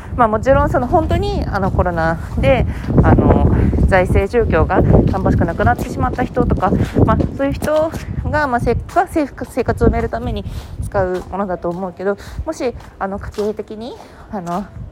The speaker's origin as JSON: {"language": "Japanese", "region": "Fukuoka", "country": "Japan", "tie": "born or raised there", "moved": "yes", "said": "福岡出身"}